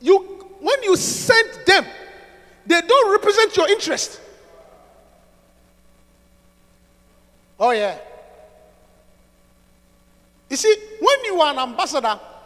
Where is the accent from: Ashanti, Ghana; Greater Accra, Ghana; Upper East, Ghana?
Ashanti, Ghana; Obuasi; where I come from, my hometown, is the richest